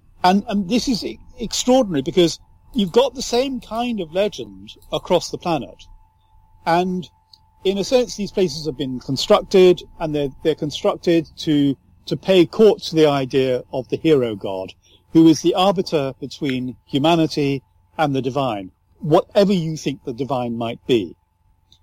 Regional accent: Ireland; I'm speaking in a flat English usage, but if you go to my home country, Ireland, and I really regret not having the Southern Irish accent, it is lyrical.

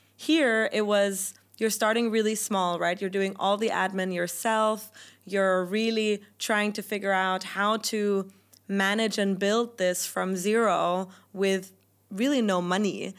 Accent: Germany; first language German; English is a second language; moved away as an adult; also born or lived in United Kingdom; my native language is German

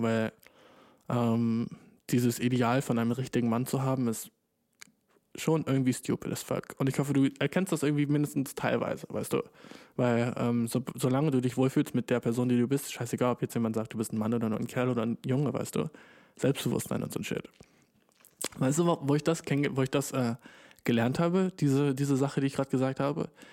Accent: Germany; ich komme ja aus Deutschland

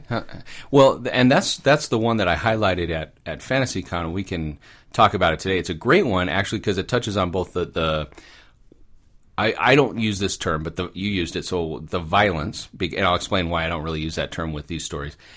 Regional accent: Orange County, California, United States; moved away; I'm an orange caddy kid. I grew up down there, uh, for, for the first part of my life

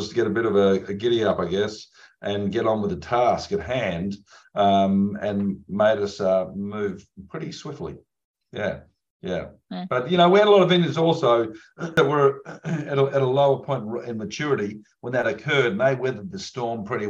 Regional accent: Barossa Valley, South Australia, Australia; I'm from Australia, of course, and I'm from the Barossa Valley

